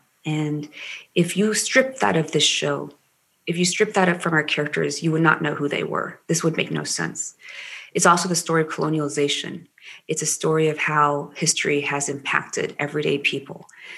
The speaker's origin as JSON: {"language": "English", "region": "Maryland", "country": "United States", "tie": "born or raised there", "accent": "Maryland dialect", "said": "I grew up with a Maryland dialect, and, you know, I used to be asked, where are you from?"}